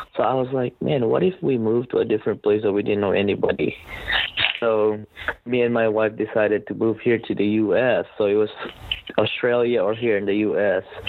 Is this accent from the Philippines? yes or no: yes; Philippines; moved away as an adult; now in United States; I was born and raised in the Philippines